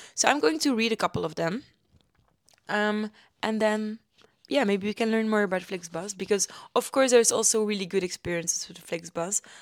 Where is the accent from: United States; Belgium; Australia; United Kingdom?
Belgium; Ghent, Flanders; now in Germany; my hometown, Gent